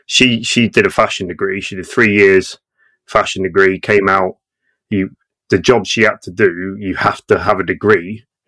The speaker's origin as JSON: {"language": "English", "country": "Australia", "tie": "born or raised there", "also_born_or_lived": "Portsmouth", "said": "And then I grew up in Australia, and it was like complete contrast."}